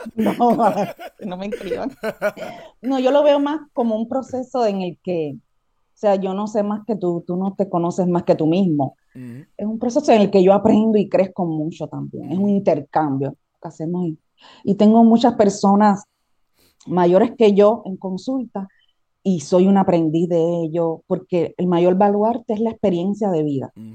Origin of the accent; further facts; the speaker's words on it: Cuba; moved away as an adult; now in Puerto Rico; Yo estuve ahí 27 años